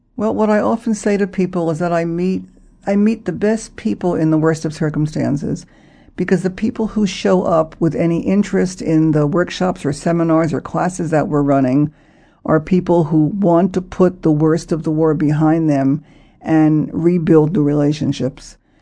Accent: United States; me as an American

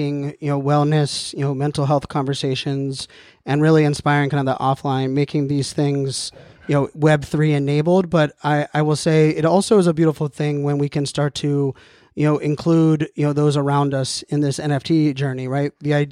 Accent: Pittsburgh, Pennsylvania, United States; Being from North America, I grew up in Pittsburgh, a hockey player

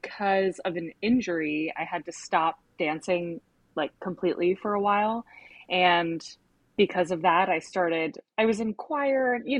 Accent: Dallas, Texas, United States; moved away as an adult; also born or lived in Cincinnati, Ohio; now in New York City, United States; I'm originally from Dallas, Texas

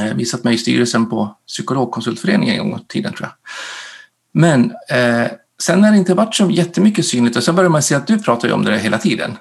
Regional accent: Dalarna County, Sweden; moved away as an adult; also born or lived in Norway; now in Gotland, Sweden; jag är född och uppvuxen uppe i Dalarna, så jag är dalmas, bor på Gotland

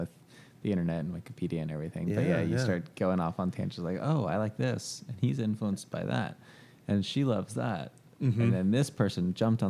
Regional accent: Houston suburbs, Texas, United States; born or raised there; also born or lived in Galveston, Texas

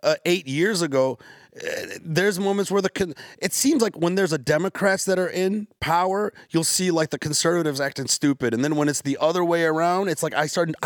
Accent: Detroit, Michigan, United States

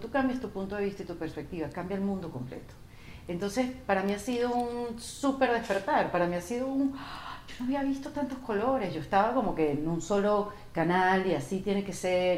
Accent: Venezuela; como venezolano

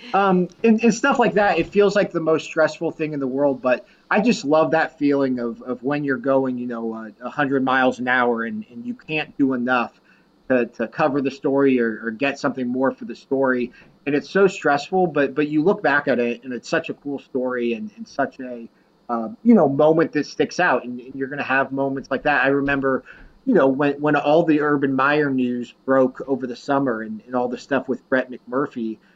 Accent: Columbus, Ohio, United States; now in Cleveland, United States; I grew up in Columbus

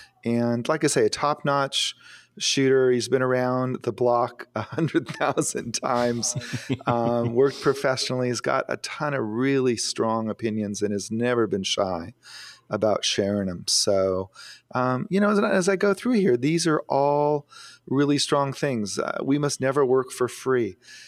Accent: Phoenix, Arizona, United States; I grew up in Phoenix, but I never knew him when I lived there, but I have visited him on expeditions back to see my family.

